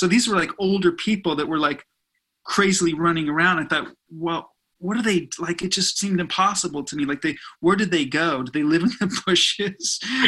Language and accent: English; Burbank, California, United States; So, I mean, yeah, I grew up in Burbank, and all I wanted, my, you know, life dream was to have my own band.